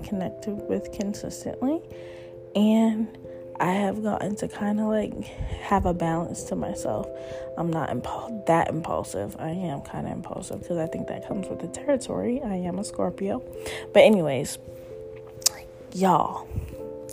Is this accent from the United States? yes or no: yes; Cambridge, Massachusetts, United States; my hometown, Cambridge, Massachusetts